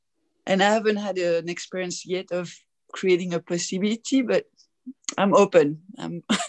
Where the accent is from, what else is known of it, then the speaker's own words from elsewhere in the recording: Belgium; accent: French; now in Tacoma, United States; I'm from Belgium and I live in Tacoma, Washington.